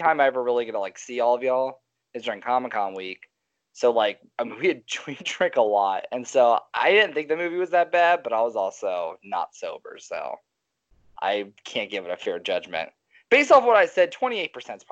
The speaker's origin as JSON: {"language": "English", "town": "Cincinnati", "region": "Ohio", "country": "United States", "tie": "born or raised there", "moved": "yes", "lives_now": "Texas, United States", "said": "I grew up in Cincinnati."}